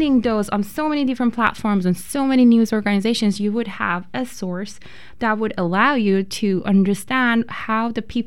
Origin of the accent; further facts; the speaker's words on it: Iran; moved away; I am originally from Iran, and back in Iran, a lot of times I felt that my voice is not really being heard in the society